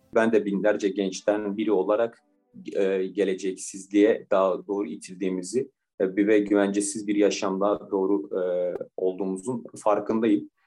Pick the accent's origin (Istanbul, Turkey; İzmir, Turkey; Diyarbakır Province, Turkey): Diyarbakır Province, Turkey; Diyarbakır; moved away as an adult; also born or lived in Bursa; Diyarbakır doğumluyum. Diyarbakır'da liseyi bitirdim